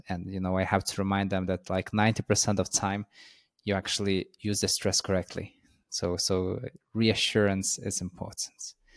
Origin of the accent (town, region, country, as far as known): Lithuania; first language Lithuanian; English is a second language